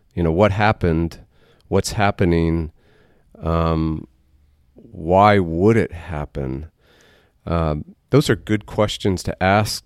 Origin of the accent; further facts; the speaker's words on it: Waco, Texas, United States; we're, we're native